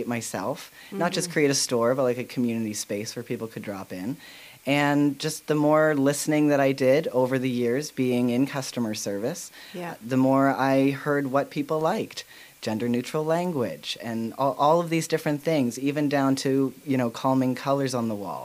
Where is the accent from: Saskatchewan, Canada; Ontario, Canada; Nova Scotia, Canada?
Nova Scotia, Canada; Fall River; also born or lived in Lower Sackville; I grew up in Fall River